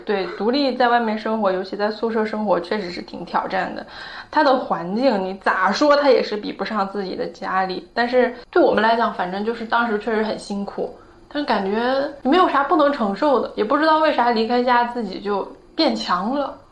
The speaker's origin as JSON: {"language": "Chinese", "region": "Northeast China", "country": "China", "moved": "yes", "said": "我是东北的"}